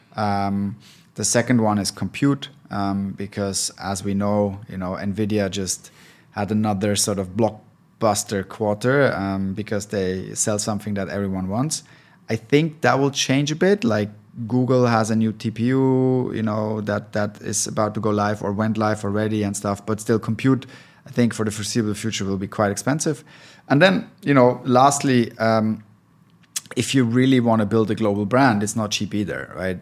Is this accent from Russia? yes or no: no; Switzerland; now in Berlin, Germany; I'm originally from Switzerland, but been living in Berlin for a long time, so almost German.